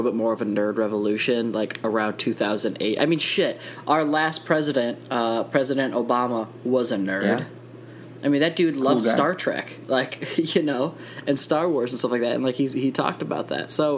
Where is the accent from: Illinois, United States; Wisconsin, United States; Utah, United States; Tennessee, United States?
Wisconsin, United States; I grew up in Wisconsin